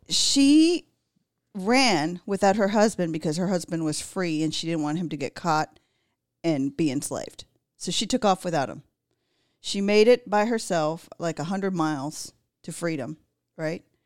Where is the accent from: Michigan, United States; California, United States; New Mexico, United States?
California, United States; Los Angeles; I grew up there